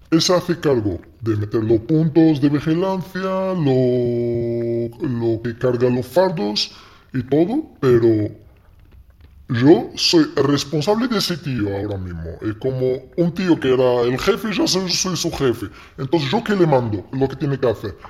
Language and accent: Spanish; Morocco; Spanish is a second language; also born or lived in Ceuta / Marbella; now in Spain; yo en ese momento ya teníamos internet en Marruecos